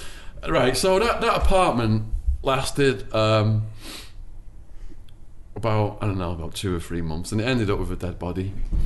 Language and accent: English; Liverpool, North West England, United Kingdom; They got together because they were the two wildest people in my hometown.